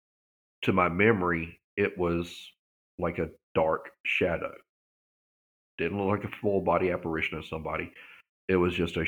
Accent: Vicksburg, Mississippi, United States; growing up in Vicksburg

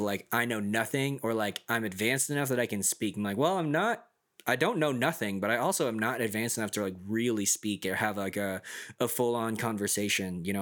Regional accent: United States; first language English; also born or lived in South Korea

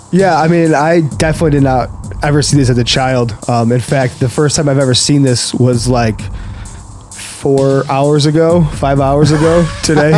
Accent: Buffalo, New York, United States; being in Buffalo, growing up in Western New York

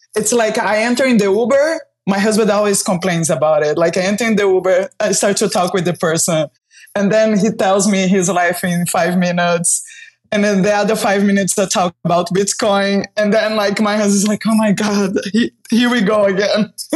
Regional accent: Brazil; moved away as an adult; I was born in Brazil and uh, I've been traveling around the globe, like living different places for almost 15 years.

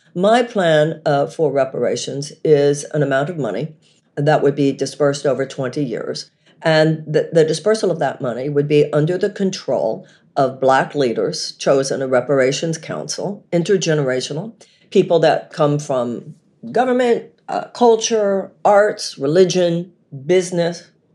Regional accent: United States; living as an American woman

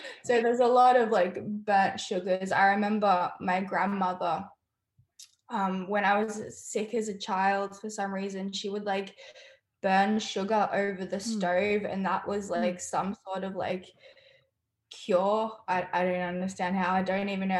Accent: Australia; Growing up in Australia, we lived in a house and we had this bush woodland kind of thing in the back.

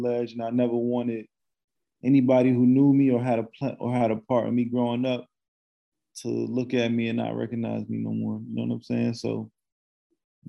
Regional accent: Neptune, New Jersey, United States; also born or lived in Asbury Park, New Jersey; I'm from Central Jersey. I'm from Neptune

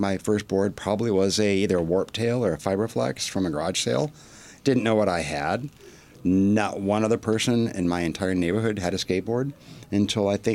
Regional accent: Milford, Michigan, United States; Grew up Highland, Milford area. Pretty country bumpkin.

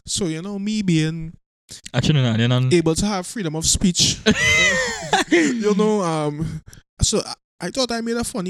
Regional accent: Trinidad & Tobago; I'm from Trinidad. We don't have that in our culture.

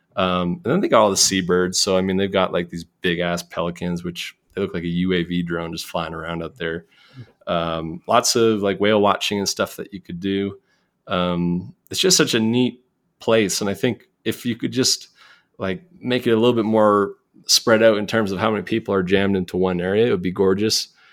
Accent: Cole Harbour, Nova Scotia, Canada; accent: Canadian; moved away as an adult; now in Jackson, United States; I'm from the Maritimes, which is I always like to point people to it, like, northeast of Maine. So, Nova Scotia, Cole Harbor, uh, it's a very rural part of Canada.

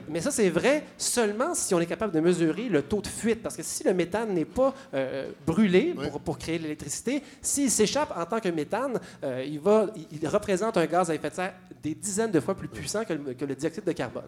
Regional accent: Montreal, Quebec, Canada; je suis Montréalais, j'adore ma ville

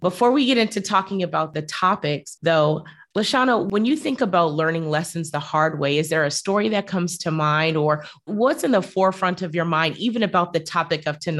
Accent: United States; now in Bermuda; We're US, but we live in Bermuda.

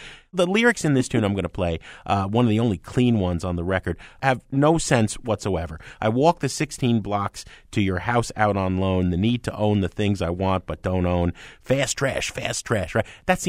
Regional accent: New York, United States; I grew up in New York, all right? They got the subway train rhythms.

